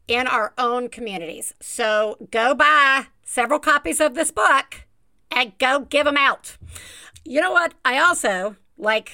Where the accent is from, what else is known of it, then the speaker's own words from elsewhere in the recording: Tuscaloosa, Alabama, United States; my accent like talking to somebody from my hometown of Tuscaloosa, Alabama